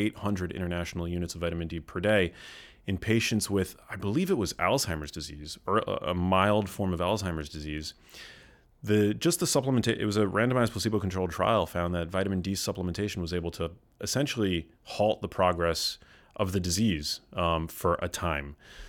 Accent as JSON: {"language": "English", "town": "New York City", "region": "New York", "country": "United States", "tie": "born or raised there", "moved": "as an adult", "lives_now": "California, United States", "said": "I grew up in New York City, yeah."}